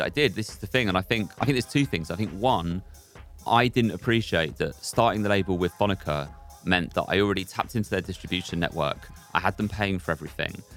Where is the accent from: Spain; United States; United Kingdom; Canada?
United Kingdom; London; also born or lived in Aberdeen; I grew up in London. I grew up in Hackney